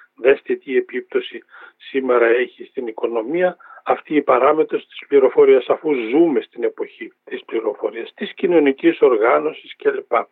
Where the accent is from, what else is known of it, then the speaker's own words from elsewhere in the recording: Drama, Eastern Macedonia and Thrace, Greece; moved away; την ιδιαίτερη πατρίδα μου, τη Δράμα πάω στο χωριό μου